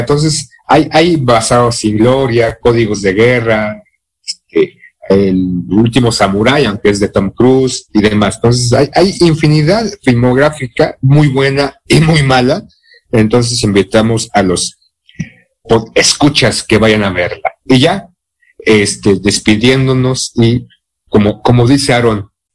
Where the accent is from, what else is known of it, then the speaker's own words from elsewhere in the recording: Mexico; soy mexicano